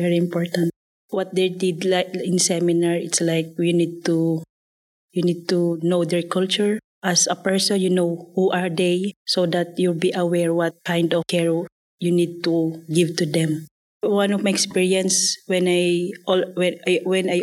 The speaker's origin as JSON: {"language": "English", "country": "Philippines", "moved": "as an adult", "said": "I'm originally from Philippines. I already live here for almost 10 years"}